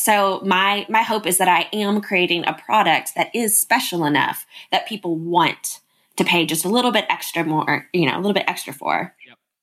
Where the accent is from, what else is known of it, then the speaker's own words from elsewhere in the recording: Nashville, Tennessee, United States; also born or lived in Los Angeles; I'm in Nashville, Tennessee. I was born in Los Angeles, um, but my dad's in the music business. So it brought us to Nashville when I was 18 months old. So nice. Nashville is home.